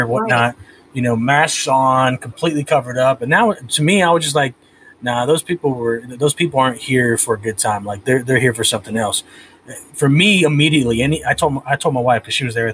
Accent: California, United States; I was born and raised in California, so that's where Chicano comes from

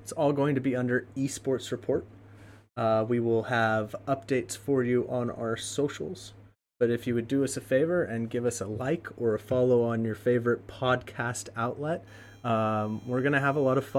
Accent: United States; I am an American

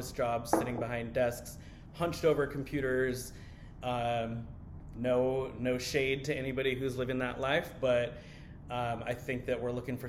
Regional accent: Portland, Oregon, United States; also born or lived in Chennai, India; I grew up in Portland. I was born in Chennai, India, adopted when I was a little baby

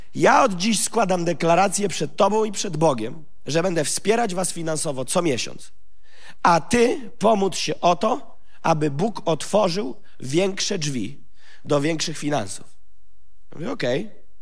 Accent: Gołdap, Warmian-Masurian Voivodeship, Poland; urodziłem się w Gołdapi, w rodzinie pastorskiej

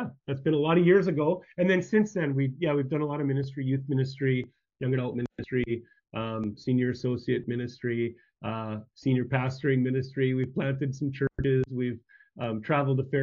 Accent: Saskatchewan, Canada; moved away; I grew up in Saskatchewan, which one province over, and grew up on a small farming community. Grew up on a farm

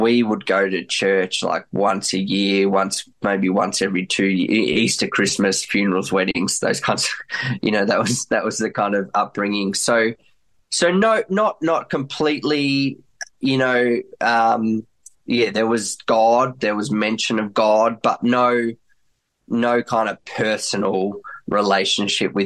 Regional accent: Melbourne, Victoria, Australia; also born or lived in Germany; I was 4 years old growing up in Melbourne, Australia

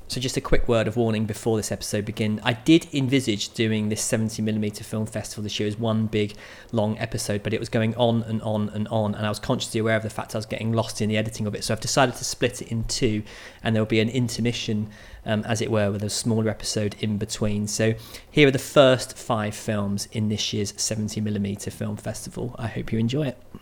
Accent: Manchester, North West England, United Kingdom; my hometown of Manchester

